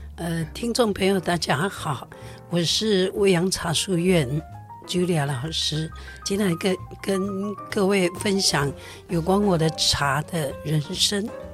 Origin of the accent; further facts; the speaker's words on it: Taiwan; 我觉得这是一个很美好的台湾的文化，在我们那个年代。